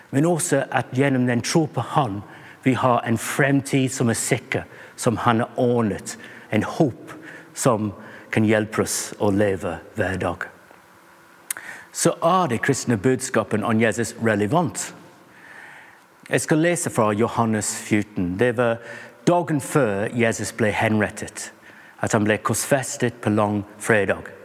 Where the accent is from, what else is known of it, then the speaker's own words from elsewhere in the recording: England, United Kingdom; Norwegian is a second language; Jeg er en engelskmann, som du kanskje hører. Og engelskmenn liker mange rare idrett og sport.